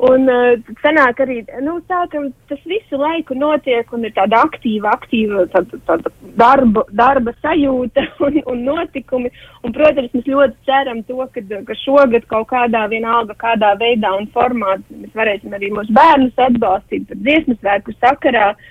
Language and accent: Latvian; Rēzekne, Latgale, Latvia; O, oh, es esmu no, no, no Latgales puses no Reizeknas novada.